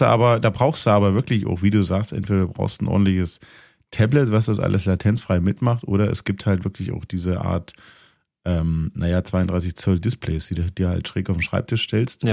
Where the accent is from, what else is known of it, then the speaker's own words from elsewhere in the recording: Thuringia, Germany; In dem Teil von Thüringen, wo ich herkomme